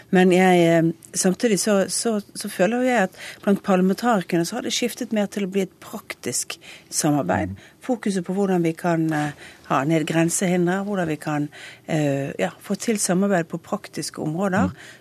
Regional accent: Western Norway, Norway; jeg kommer fra Vestlandet

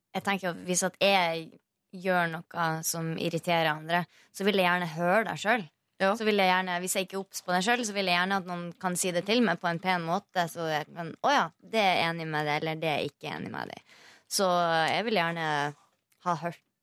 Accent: Mosjøen, Nordland, Norway; now in Oslo, Norway; Det er nordlendinger, vi er fra Vi er fra Mosjøen.

